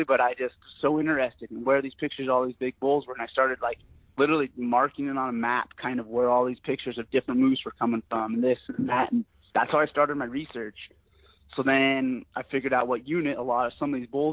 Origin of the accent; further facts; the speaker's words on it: Sheridan, Wyoming, United States; I'm born and raised in Sheridan, Wyoming